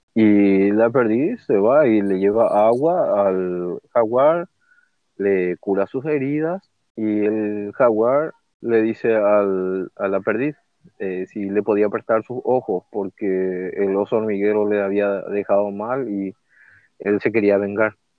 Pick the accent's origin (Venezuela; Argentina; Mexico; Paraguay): Paraguay; soy de Paraguay